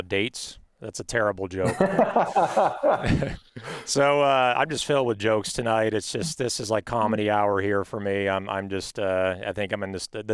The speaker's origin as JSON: {"language": "English", "town": "Palos Verdes", "region": "California", "country": "United States", "tie": "born or raised there", "said": "I grew up in Palos Verdes with a lot of Asian friends"}